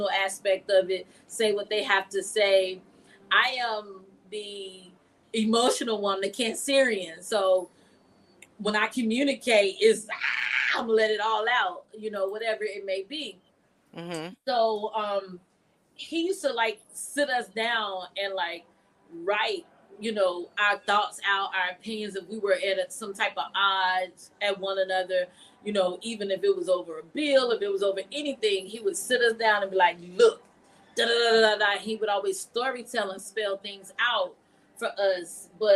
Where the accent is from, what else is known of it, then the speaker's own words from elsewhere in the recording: Greensboro, North Carolina, United States; I'm from here, Greensboro, North Carolina, born and raised